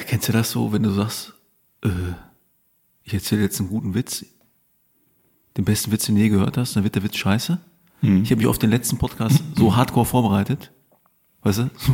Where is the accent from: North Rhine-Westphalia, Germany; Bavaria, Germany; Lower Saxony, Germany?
North Rhine-Westphalia, Germany; Lüdenscheid; moved away; ich komme ja aus dem Sauerland, aus Lüdenscheid.